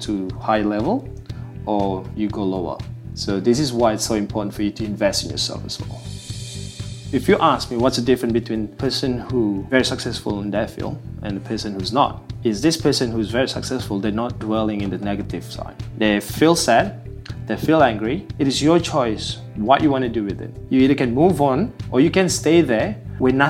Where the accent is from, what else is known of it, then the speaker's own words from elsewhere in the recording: Malaysian Borneo, Malaysia; now in Melbourne, Australia; Originally, I'm from Malaysia. I'm from the Borneo side of Malaysia